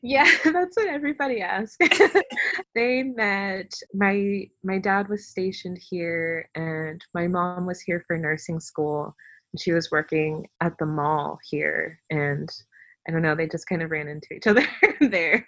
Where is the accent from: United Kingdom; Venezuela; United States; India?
United States; Fayetteville, North Carolina; I was from Fayetteville